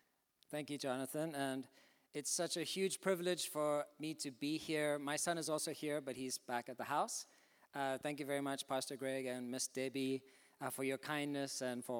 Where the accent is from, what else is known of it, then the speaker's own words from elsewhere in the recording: Zimbabwe; born there; also born or lived in South Africa; I was born in Zimbabwe in Africa. My parents are English and Irish. They went out there in the 60s to do mining and nursing. My brothers and I were born out there. Then I went to university in South Africa